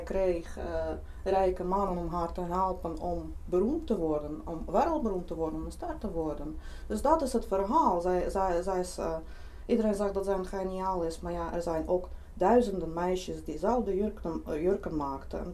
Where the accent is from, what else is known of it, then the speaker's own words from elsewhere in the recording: Lithuania; Dutch is a second language; moved away as an adult; now in Netherlands; Zelf kom ik oorspronkelijk uit Litouwen